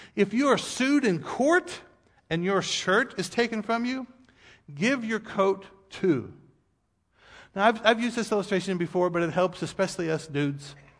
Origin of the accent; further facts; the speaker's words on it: United States; we as American people